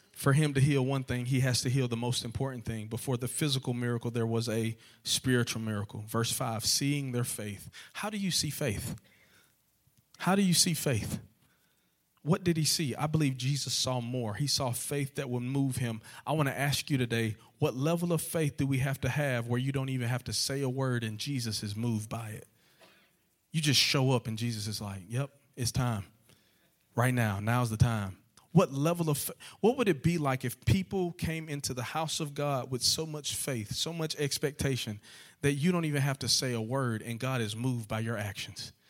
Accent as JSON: {"language": "English", "region": "Georgia", "country": "United States", "also_born_or_lived": "Lower Alabama", "moved": "yes", "lives_now": "Alabama, United States", "said": "I'm actually from Georgia. I'm a Georgia boy at heart."}